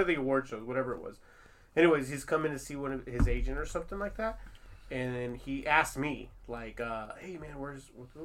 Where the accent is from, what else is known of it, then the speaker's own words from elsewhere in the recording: Long Beach, California, United States; I'm from Long Beach too